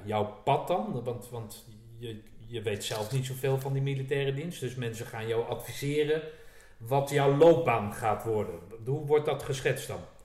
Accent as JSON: {"language": "Dutch", "town": "Zeist", "region": "Utrecht", "country": "Netherlands", "said": "ik kom uit Zeist"}